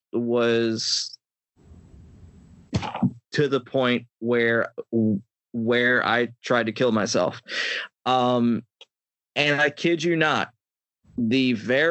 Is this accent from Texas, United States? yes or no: no; Pittsburgh, Pennsylvania, United States; now in Myrtle Beach, United States; I currently live in Myrtle Beach, South Carolina right now, but I'm originally from Pittsburgh, Pennsylvania